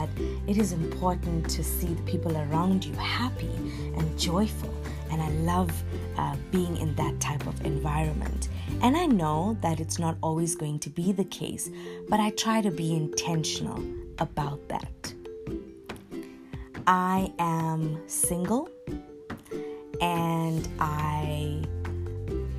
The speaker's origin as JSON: {"language": "English", "town": "Durban", "region": "KwaZulu-Natal", "country": "South Africa", "tie": "born or raised there", "said": "I am from Durban, South Africa. I was born and raised here"}